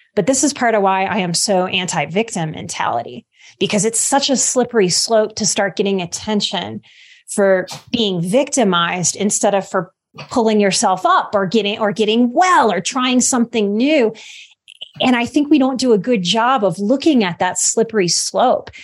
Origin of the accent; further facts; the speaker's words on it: Louisiana, United States; I'm from the Gulf Coast. I'm from Louisiana